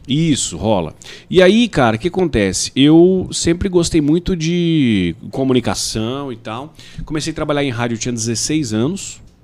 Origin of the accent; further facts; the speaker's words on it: Ouroeste, São Paulo, Brazil; also born or lived in Goiás / Mato Grosso do Sul / Campo Grande; now in Rondonópolis, Brazil; de onde eu nasci, fui criado, Oroeste, que tem lá seus 8, 10 mil habitantes